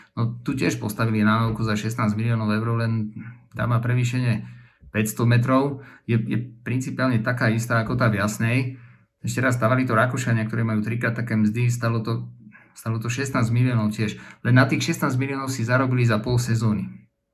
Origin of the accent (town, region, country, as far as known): Slovakia